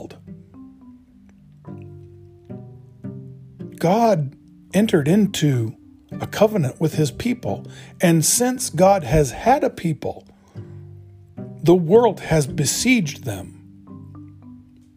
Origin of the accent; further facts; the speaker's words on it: Oregon, United States; I grew up in Oregon in the 60s.